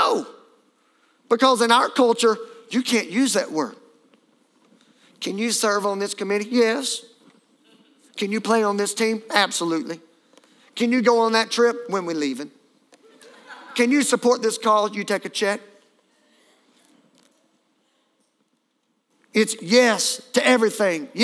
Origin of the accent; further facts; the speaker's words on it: Louisiana, United States; I'm from Louisiana